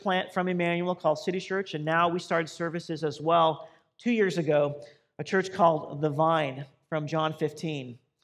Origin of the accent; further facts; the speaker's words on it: Boise, Idaho, United States; moved away as an adult; also born or lived in Southern California; now in Compton, United States; I grew up in Boise, Idaho